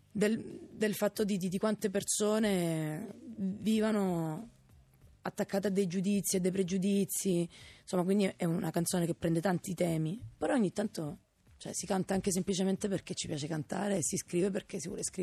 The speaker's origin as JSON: {"language": "Italian", "country": "Italy", "tie": "born or raised there", "lives_now": "Rome, Italy", "said": "La mia famiglia, i miei amici, quelli di sempre, il mio paese, Radeo."}